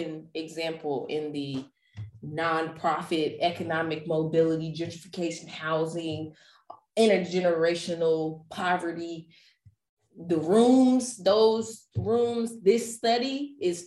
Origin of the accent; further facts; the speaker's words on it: Ohio, United States; now in Charlotte, United States; my home state, Ohio